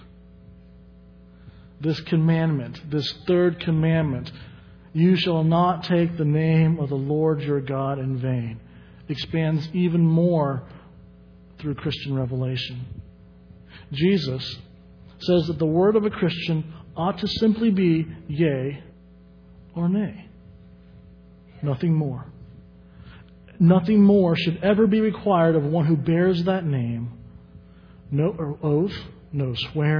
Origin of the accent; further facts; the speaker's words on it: the South, United States; growing up in the South